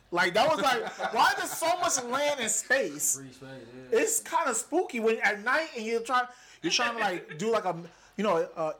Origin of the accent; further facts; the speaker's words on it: Providence, Rhode Island, United States; moved away; we grew up in Providence, Rhode Island